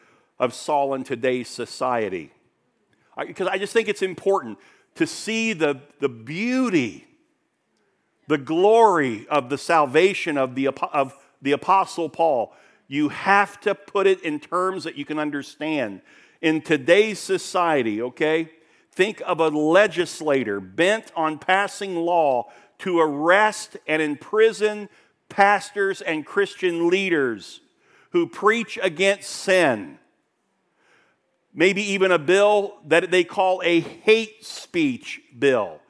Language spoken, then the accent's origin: English; Daytona Beach, Florida, United States; I grew up in Daytona Beach